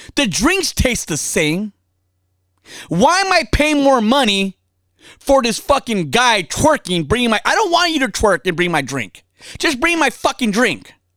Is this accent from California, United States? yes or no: yes; California, United States; I'm from over here, born and raised.